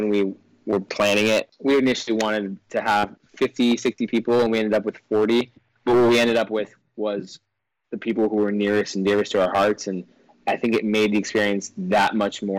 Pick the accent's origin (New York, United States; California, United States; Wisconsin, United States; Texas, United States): New York, United States; we're both from New York